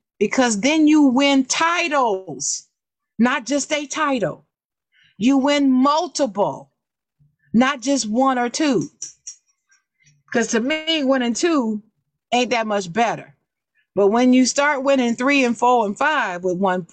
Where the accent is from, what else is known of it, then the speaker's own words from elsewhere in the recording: Dayton, Ohio, United States; I'm born in Dayton